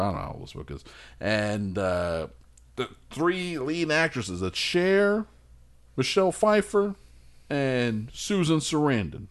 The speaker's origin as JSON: {"language": "English", "country": "United States", "said": "I'm an anti-God American"}